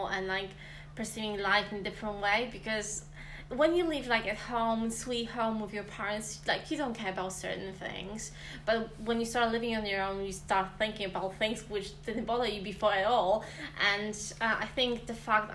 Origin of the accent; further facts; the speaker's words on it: Poland; English is a second language; moved away as an adult; now in Swansea, United Kingdom; I come from Poland, and I'm a student at Swansea University